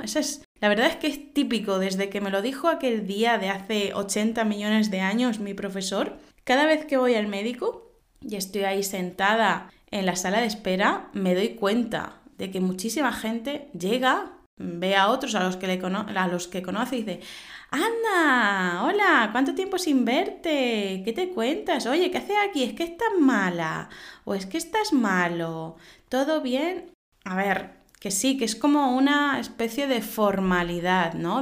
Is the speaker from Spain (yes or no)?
yes; Spain